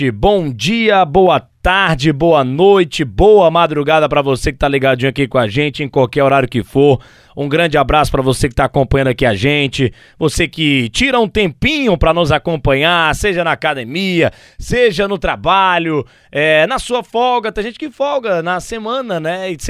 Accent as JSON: {"language": "Portuguese", "town": "Fortaleza", "region": "Ceará", "country": "Brazil", "tie": "born there", "said": "Eu nasci em Fortaleza."}